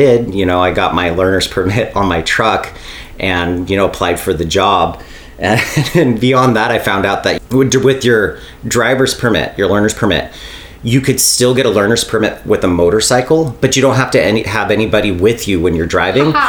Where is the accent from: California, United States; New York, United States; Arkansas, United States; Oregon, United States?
California, United States; Bishop; I was born and raised in Bishop, California, you know, the home of mule days